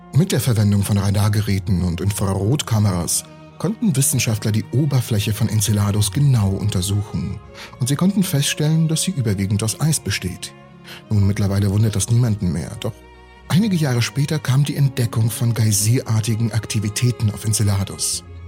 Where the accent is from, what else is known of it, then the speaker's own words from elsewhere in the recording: Siberia, Russia; moved away; Ich bin in Sibirien aufgewachsen